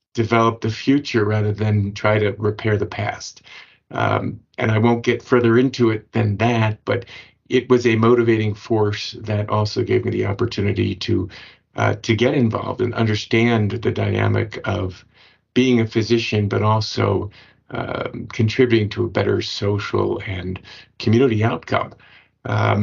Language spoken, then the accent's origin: English; Washington, District of Columbia, United States; I grew up in Washington, D.C.